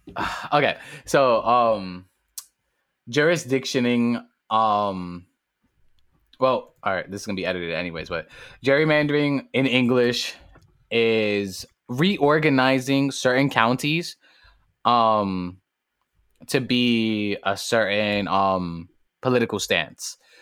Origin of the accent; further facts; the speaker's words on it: New York City, New York, United States; I come straight out of the Boogie Down Bronx, straight out of Harvard